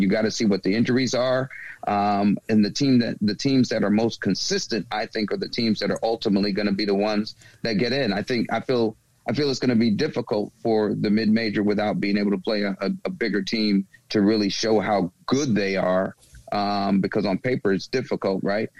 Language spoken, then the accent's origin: English; the South, United States; moved away; I'm from the South